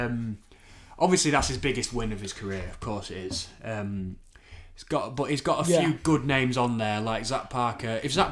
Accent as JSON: {"language": "English", "region": "England", "country": "United Kingdom", "said": "As a Brit, as an Englishman, a patriot for my country"}